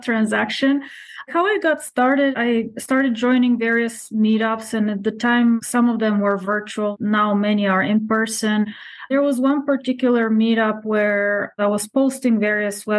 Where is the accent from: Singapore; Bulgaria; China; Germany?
Bulgaria; now in United States; I'm originally from Bulgaria, came to the United States many years ago